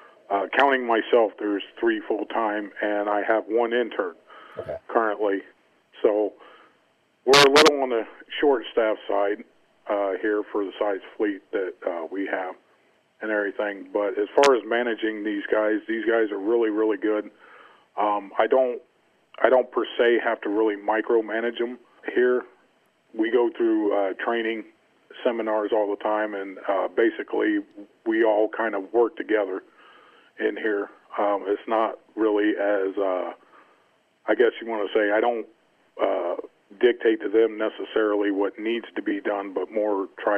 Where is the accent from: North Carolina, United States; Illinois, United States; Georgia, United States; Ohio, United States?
North Carolina, United States; I'm originally from North Carolina.